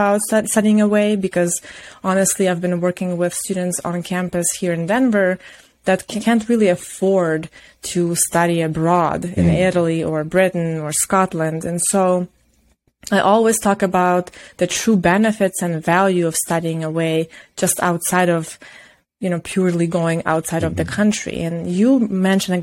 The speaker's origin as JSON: {"language": "English", "country": "Ukraine", "tie": "born or raised there", "also_born_or_lived": "Ivano-Frankivsk, Ukraine", "moved": "as an adult", "lives_now": "United States", "said": "It's like 8 hours away from my hometown to my college town"}